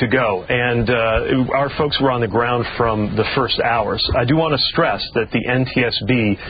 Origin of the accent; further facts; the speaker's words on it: South Bend, Indiana, United States; I was mayor of my hometown for 8 years.